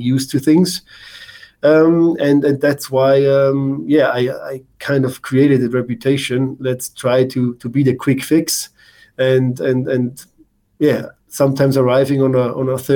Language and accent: English; Germany; moved away as an adult; also born or lived in New Zealand / Norway / Vancouver, Canada; Being a German, growing up in Germany, it's just something a little bit different because I grew up in that system